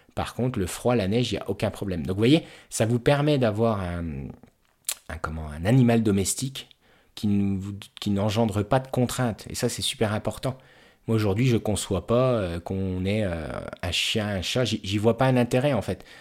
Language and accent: French; Haute-Marne, Grand Est, France; je suis originaire de Haute-Marne